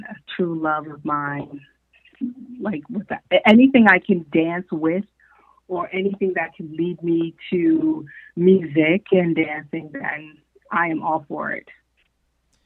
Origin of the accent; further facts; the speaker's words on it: Newark, New Jersey, United States; also born or lived in Detroit, Michigan; I am originally from Newark, New Jersey. From Newark, and I split, let's say, high school, my school years between New Jersey and Detroit, Michigan